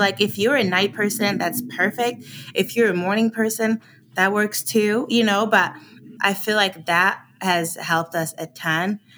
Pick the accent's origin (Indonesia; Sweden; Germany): Sweden; moved away as an adult; also born or lived in Arizona, United States; now in United States; I was born and raised in Sweden, and I came to America oh eight 'cause I got a scholarship to run track.